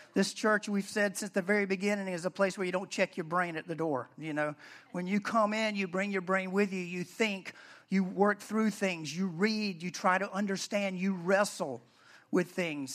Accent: the South, United States; I'm from the South, I say Deborah, Deborah

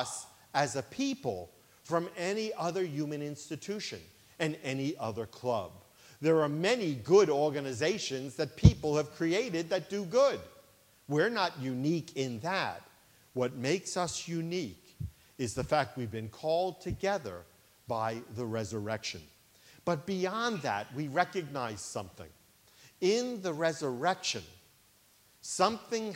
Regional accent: New York City, New York, United States; When I was a child growing up in Brooklyn, New York, I grew up in a Jewish family

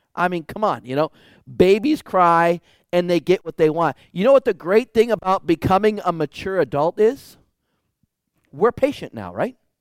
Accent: Michigan, United States; moved away; I grew up in Michigan

